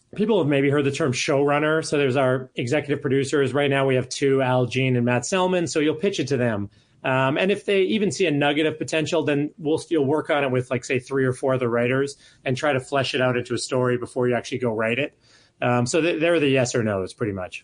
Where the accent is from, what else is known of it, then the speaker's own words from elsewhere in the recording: Calgary, Alberta, Canada; moved away; I'm from Calgary